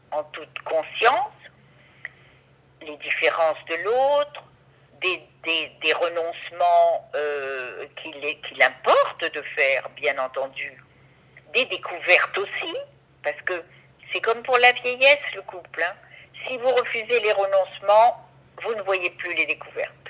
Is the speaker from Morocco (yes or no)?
yes; Morocco; moved away as an adult; je suis orientale, comme vous savez, puisque je suis marocaine et j'y ai vécu 22 ans. Je suis marocaine